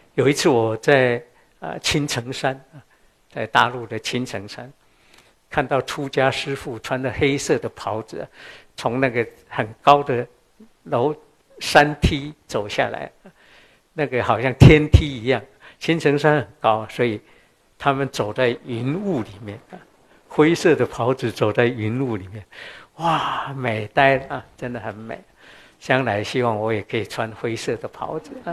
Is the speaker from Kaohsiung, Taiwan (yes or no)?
yes; Qishan, Kaohsiung, Taiwan; 我出生在台湾南部高雄的旗山，旗山现在不错了，我小时候是很偏远的地方